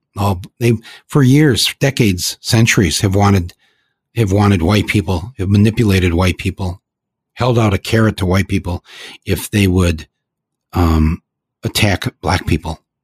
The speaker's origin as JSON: {"language": "English", "town": "Flint", "region": "Michigan", "country": "United States", "said": "I come from Flint"}